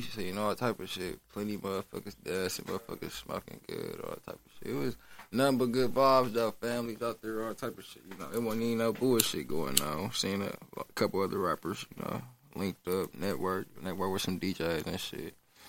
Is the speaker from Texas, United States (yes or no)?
no; Milwaukee, Wisconsin, United States; Shit, I'm from Milwaukee. I just turned 24 this year.